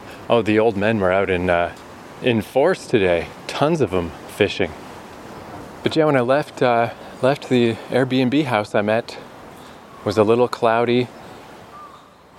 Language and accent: English; Fredericton, New Brunswick, Canada; moved away as an adult; now in Tokyo, Japan; there's a university in my hometown, the University of New Brunswick